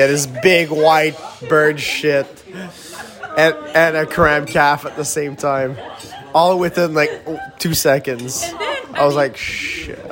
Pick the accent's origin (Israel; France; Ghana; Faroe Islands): Faroe Islands; English is a second language; I come from the Faroe Islands